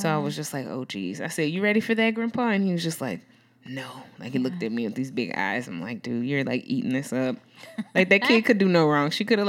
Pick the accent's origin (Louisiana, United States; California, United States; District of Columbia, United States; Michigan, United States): Louisiana, United States; New Orleans; I'm from New Orleans